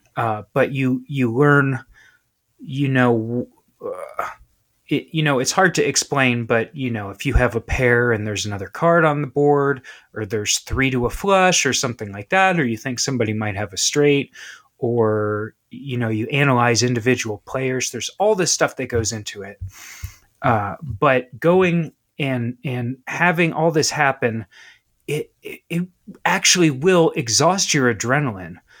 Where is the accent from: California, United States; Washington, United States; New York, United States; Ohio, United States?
Ohio, United States; Southwestern; I grew up in Ohio, I'm from Ohio, I'm actually from South, uh, Southwestern Ohio